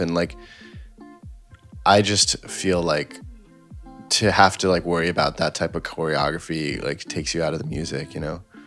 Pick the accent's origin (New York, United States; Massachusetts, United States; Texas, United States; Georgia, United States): New York, United States; I grew up in New York and, you know, in high school, I could go play in clubs and you know restaurants and stuff in the city